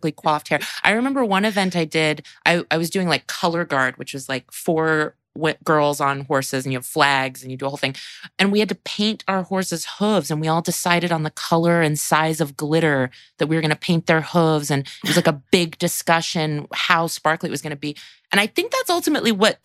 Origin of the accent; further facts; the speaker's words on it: Vacaville, California, United States; I grew up in Vacaville, California